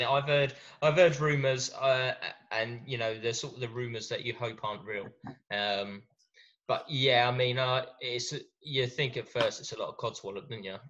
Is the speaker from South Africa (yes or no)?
no; England, United Kingdom; us English guys